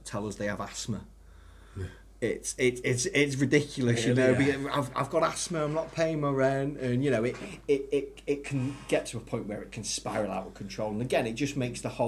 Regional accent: Ellesmere Port, North West England, United Kingdom; I'm originally from Ellesmere Port.

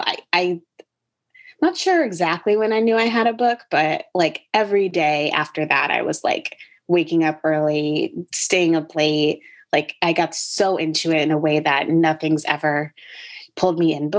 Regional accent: Connecticut, United States; born or raised there; also born or lived in North Carolina; now in Brooklyn, United States

